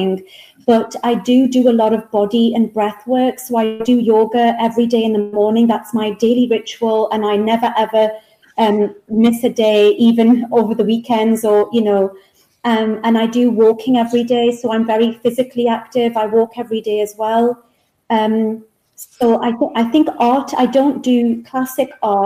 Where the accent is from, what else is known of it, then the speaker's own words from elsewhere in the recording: England, United Kingdom; moved away as an adult; Back to England, yes. Back to my hometown here in England.